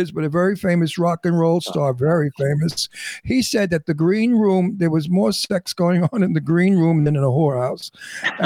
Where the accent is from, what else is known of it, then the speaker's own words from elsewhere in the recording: New York City, New York, United States; accent: Brooklyn; I'm from Brooklyn. I'm a New Yorker native, and I'm Italian, and I grew up with these guys